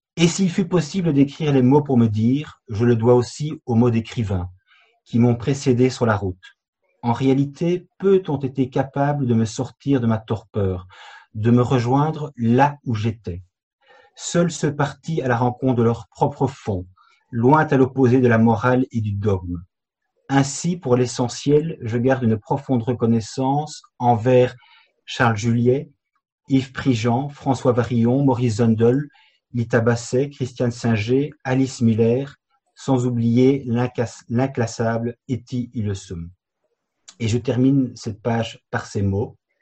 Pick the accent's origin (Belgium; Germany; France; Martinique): Belgium; je viens effectivement de Belgique